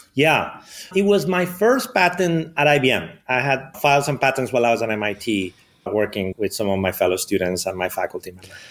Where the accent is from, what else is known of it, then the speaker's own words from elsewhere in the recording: Madrid, Community of Madrid, Spain; English is a second language; moved away; I grew up in Spain, in Madrid.